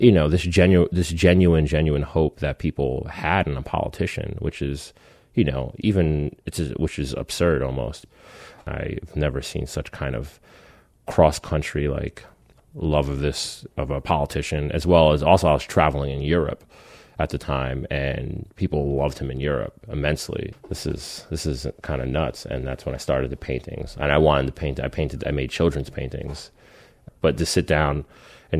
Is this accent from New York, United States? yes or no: yes; Spring Valley, New York, United States; moved away as an adult; also born or lived in Philadelphia; I'm from New York State, from a small town called Spring Valley.